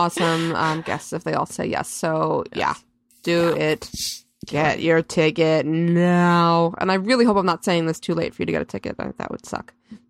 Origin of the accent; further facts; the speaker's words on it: New York, United States; I'm just a New Yorker.